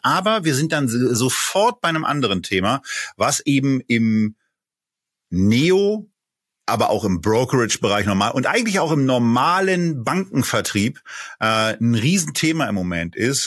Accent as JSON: {"language": "German", "region": "Berlin", "country": "Germany", "tie": "born or raised there", "said": "ich bin ja ebenfalls in Berlin geboren"}